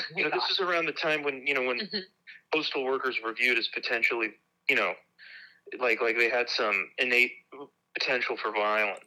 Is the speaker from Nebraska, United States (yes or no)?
yes; Nebraska, United States; moved away; also born or lived in Seattle / St. Louis / Wisconsin; I grew up um in Nebraska.